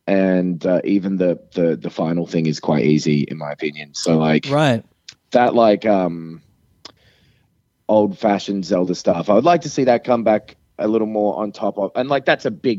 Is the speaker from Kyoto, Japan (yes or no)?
yes; Kyoto, Japan; because I'm on a business trip at the moment outside of my hometown of Kyoto